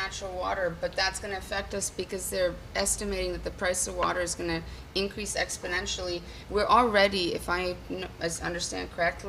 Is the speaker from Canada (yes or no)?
yes; Oakville, Ontario, Canada; growing up in Oakville. It's now touching the borders of Milton, Burlington, everywhere.